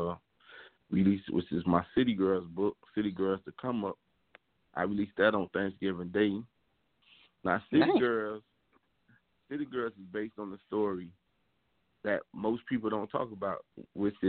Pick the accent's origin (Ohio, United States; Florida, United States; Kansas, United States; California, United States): Florida, United States; Miami; I'm from Overtown, Miami, which is like one of the most like poorest neighborhoods in the city of Miami